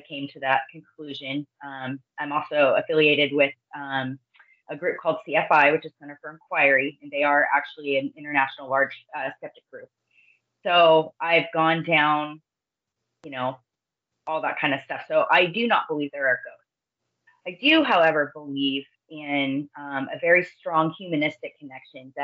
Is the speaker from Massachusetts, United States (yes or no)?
no; Northern California, United States; also born or lived in Orange County, California; I grew up in the foothills of Northern California where the gold rush happened